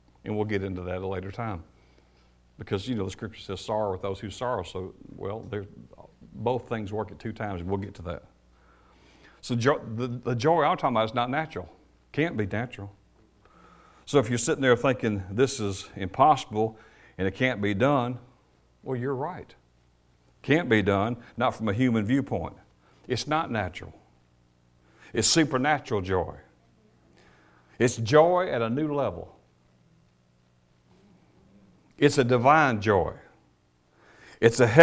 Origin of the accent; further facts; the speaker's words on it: United States; I am an American